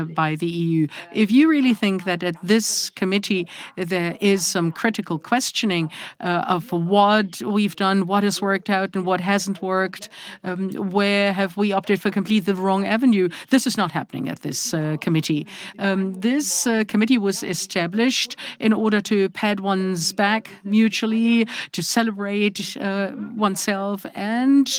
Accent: Eschwege, Hesse, Germany; I live in Eschwege, was born there and grew up there

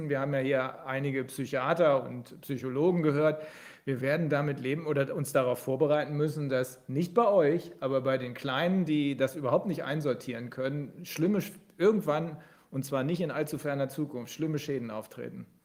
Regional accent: Bremen, Germany; ich komme äh, nicht aus Göttingen, aber da arbeite ich, ich komme aus Bremen

